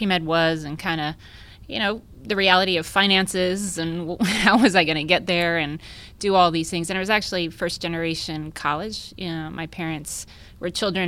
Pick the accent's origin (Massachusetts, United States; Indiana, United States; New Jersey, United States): New Jersey, United States; moved away as an adult; now in Texas, United States; I'm from New Jersey, I decided to leave. and kind of came west all the way to Texas